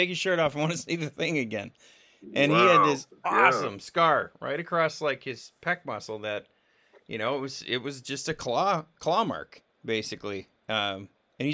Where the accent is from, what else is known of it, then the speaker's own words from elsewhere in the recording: Virginia, United States; I grew up in Virginia mostly